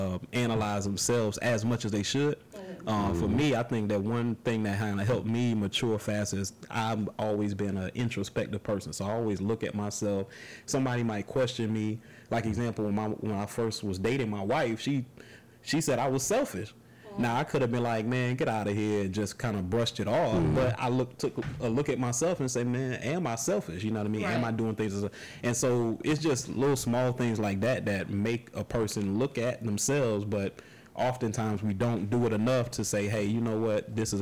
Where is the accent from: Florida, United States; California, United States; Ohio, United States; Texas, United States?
Florida, United States; Tampa; Here in Temple.